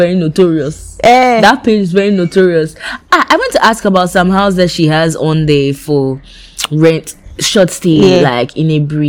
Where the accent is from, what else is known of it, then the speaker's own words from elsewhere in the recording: Volta, Ghana; I come from the Volta region.